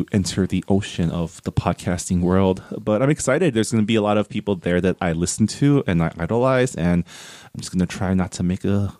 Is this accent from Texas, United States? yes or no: no; California, United States; also born or lived in Maryland; When I was in Maryland, where it rains like half the year, I was never like, because I was raised in California